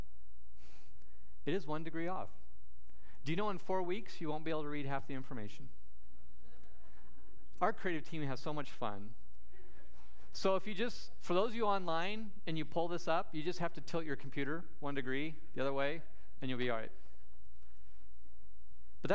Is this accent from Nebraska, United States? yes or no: yes; Sidney, Nebraska, United States; my hometown of Sydney, Nebraska